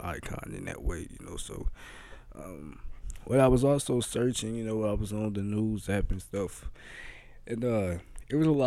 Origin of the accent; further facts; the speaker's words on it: Kansas City, Missouri, United States; also born or lived in Tennessee; I'm from Kansas City